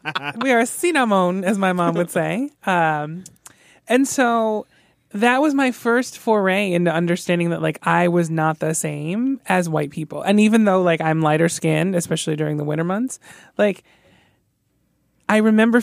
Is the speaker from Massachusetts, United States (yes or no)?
no; Palm Beach County, South Florida, United States; So I grew up in South Florida in Palm Beach County. So at the time when I was growing up there, there were Latino people, Latinx people, but they were primarily located, like, in southern counties